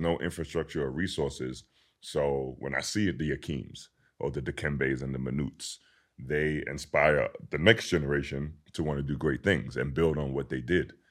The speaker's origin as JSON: {"language": "English", "region": "London", "country": "United Kingdom", "tie": "born or raised there", "said": "being born and raised in London, England"}